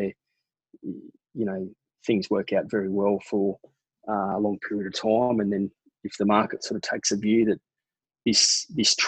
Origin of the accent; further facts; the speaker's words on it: Brisbane, Queensland, Australia; also born or lived in London; growing up in Brisbane